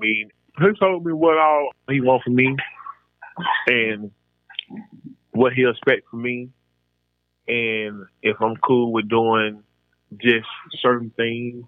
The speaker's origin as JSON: {"language": "English", "town": "Pensacola", "region": "Florida", "country": "United States", "tie": "born or raised there", "moved": "as an adult", "said": "growing up in Pensacola"}